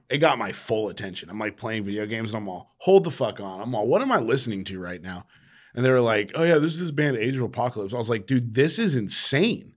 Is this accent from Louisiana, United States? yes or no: no; Sacramento, California, United States; I grew up in Sac